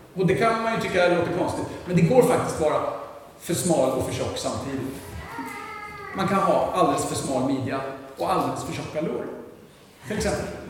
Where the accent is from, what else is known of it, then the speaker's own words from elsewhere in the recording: Sweden; jag är ju svensk själv